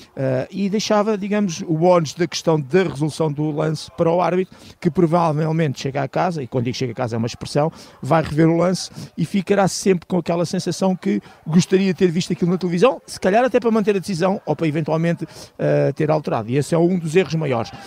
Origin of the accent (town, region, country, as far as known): Portugal